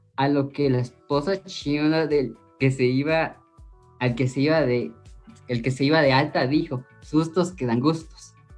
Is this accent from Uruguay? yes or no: no; Guatemala; como guatemalteco